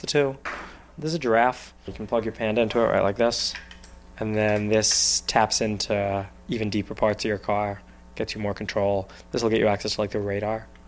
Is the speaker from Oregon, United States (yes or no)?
no; New Jersey, United States; I'm from New Jersey.